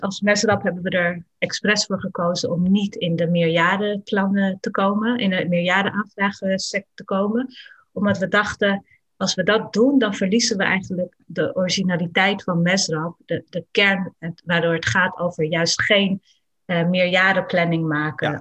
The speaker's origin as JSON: {"language": "Dutch", "country": "Netherlands", "tie": "born or raised there", "said": "ik mij als kind in Nederland"}